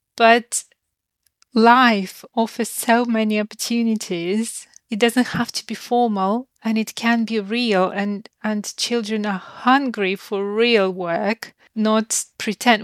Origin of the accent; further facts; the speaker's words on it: Ukraine; moved away; I grew up in Ukraine